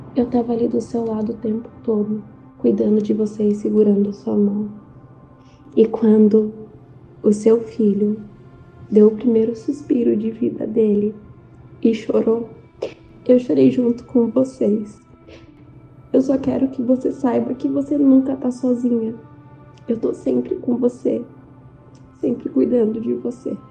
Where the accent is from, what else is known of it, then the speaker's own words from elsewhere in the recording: interior of São Paulo, Brazil; eu sou do interior de São Paulo